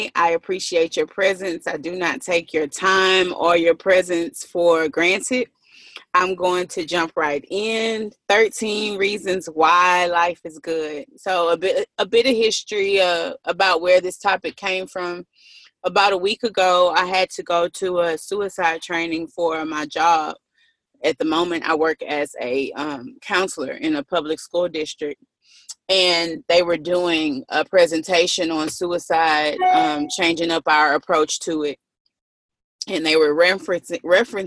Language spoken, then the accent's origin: English; Galveston, Texas, United States; I am from Texas. I am from Galveston, and I'm close to Houston